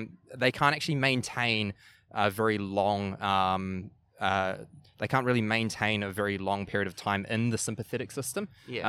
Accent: New Zealand; accent: New Zealand; moved away; When I went overseas, I lived in a few different countries. And I held on to my New Zealand accent, yes, but I lost actually quite a bit of it, eh?

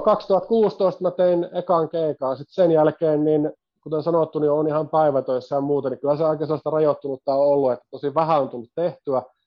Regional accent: Kangasniemi, Southern Savonia, Finland; moved away as an adult; also born or lived in Kuopio / Jyväskylä / Vaasa / Ilmajoki; mä alun perin Savosta lähtöisin

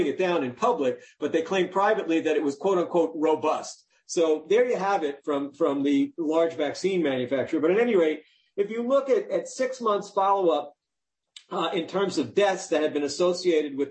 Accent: New York, United States; I grew up in New York

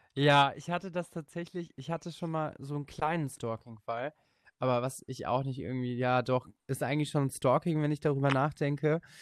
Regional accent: area around Legoland, Bavaria, Germany; moved away; du warst in meiner Heimat und ich habe in diesem Legoland früher gearbeitet

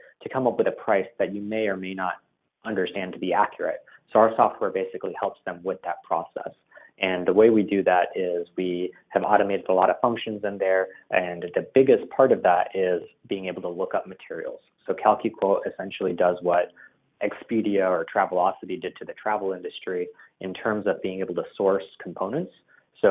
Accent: Dallas, Texas, United States; also born or lived in India / Pittsburgh; I was born originally in India, actually, and moved to the United States when I was 6 years old. Spent some time living in Pittsburgh and then Dallas. And I'd say mostly I've grown up in Dallas, Texas. So that's where I'm from

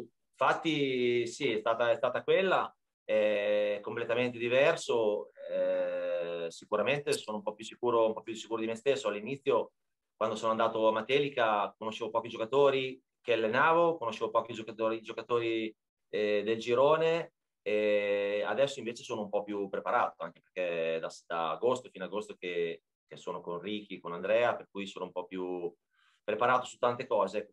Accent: Bologna, Emilia-Romagna, Italy; moved away as an adult; also born or lived in Ancona; now in Marche, Italy; noi siamo di Bologna, centro, abitavamo in centro, proprio a tre minuti da Piazza Zarita

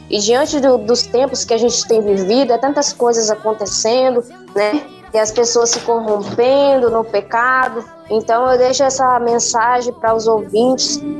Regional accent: Rondônia, Brazil; now in Matupi, Brazil; eu nasci em Rondônia, no estado de Rondônia, e vim morar aqui no estado do Amazonas.

